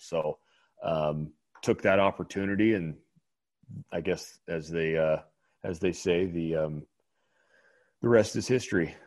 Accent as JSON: {"language": "English", "town": "Bakersfield", "region": "California", "country": "United States", "said": "I'm from California. I'm from Bakersfield, California"}